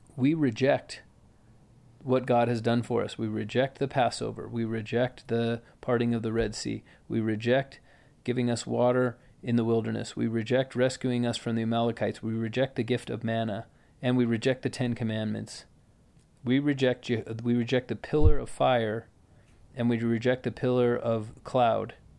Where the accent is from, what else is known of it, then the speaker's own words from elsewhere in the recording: United States; we grew up in America